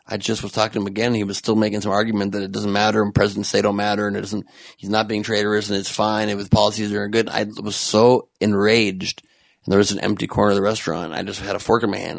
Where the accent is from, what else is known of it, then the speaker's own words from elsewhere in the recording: United States; I'm just an American